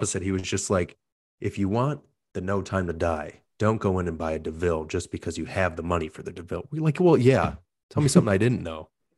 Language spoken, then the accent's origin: English; United States; But yeah, but we're American.